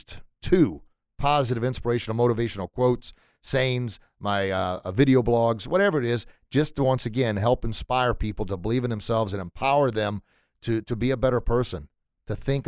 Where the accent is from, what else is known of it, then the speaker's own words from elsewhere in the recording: St. Louis, Missouri, United States; growing up in St. Louis